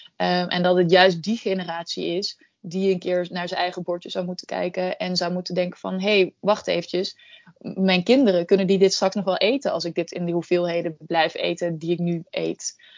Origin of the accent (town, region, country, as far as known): Netherlands